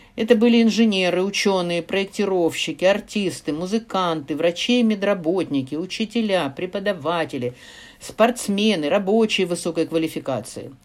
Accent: Kharkiv, Kharkiv Oblast, Ukraine; first language Russian; also born or lived in Chelyabinsk; в городе Харькове, моем родном городе, где я прожила всю жизнь за исключением шести лет эвакуации в Челябинск во время войны

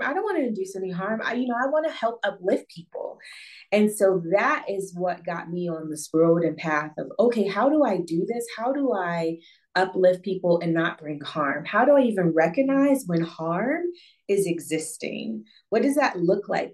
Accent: Northeast Ohio, United States; moved away as an adult; now in Accra, Ghana; I am Ohio native, born and raised in Northeast Ohio

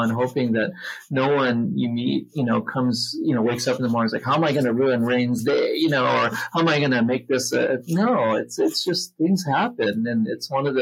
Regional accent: Philippines; also born or lived in United States; now in Hawaii, United States; I was born and raised in the Philippines

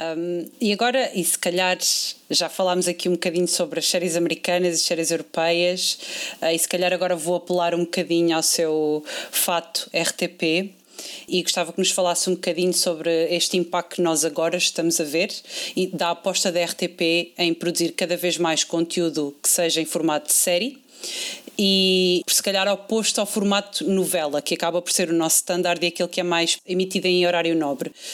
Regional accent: Portugal; nós, como portugueses

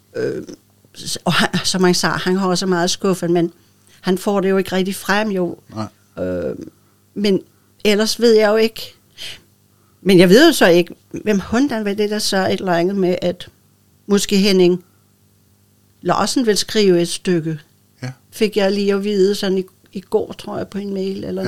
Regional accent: Bornholm, Capital Region of Denmark, Denmark; accent: old Bornholmsk

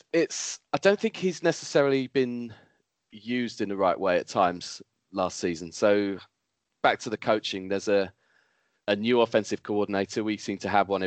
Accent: United Kingdom

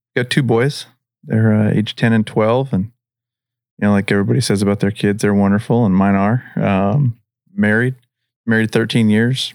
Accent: Pacific Northwest, United States; moved away as an adult; now in Henderson, United States; I'm from the Pacific Northwest originally, and I, I moved down here

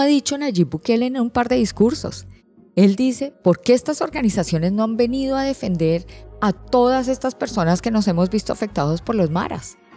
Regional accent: Colombia; now in Panama

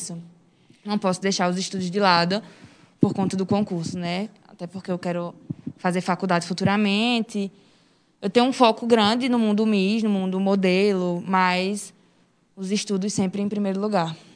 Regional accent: Serra Talhada, Pernambuco, Brazil; moved away; also born or lived in Recife; Eu sou daqui de Serra Talhada, natural de Serra Talhada, mas eu morava em Recife

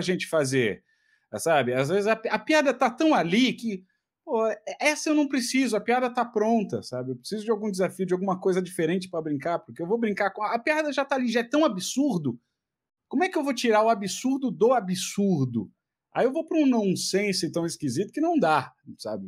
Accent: Ceará, Brazil; also born or lived in Fortaleza; now in São Paulo, Brazil; Eu sou cearense

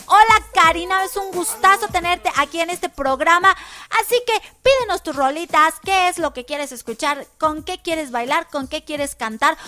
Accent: Mexico; los mexicanos nos, nos caracterizamos por ser muy hermanados

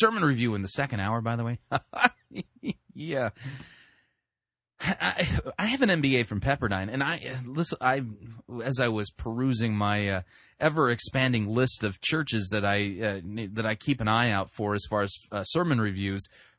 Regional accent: California, United States; I mean, when I grew up in Southern California, so we had, like, channel 2, channel 4, channel 5, channel 6

